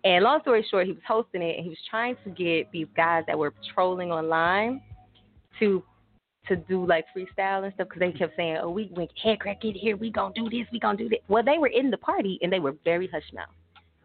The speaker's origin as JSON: {"language": "English", "town": "Little Rock", "region": "Arkansas", "country": "United States", "tie": "born or raised there", "moved": "yes", "said": "my hometown from Arkansas, so Little Rock"}